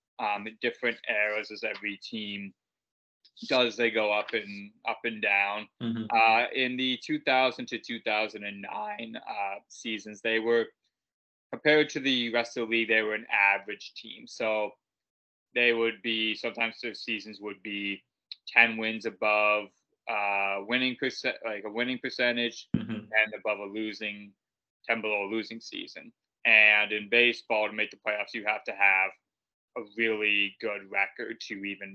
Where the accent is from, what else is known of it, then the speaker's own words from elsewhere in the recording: Canada; Obviously, being Canadian, hockey is basically in our blood.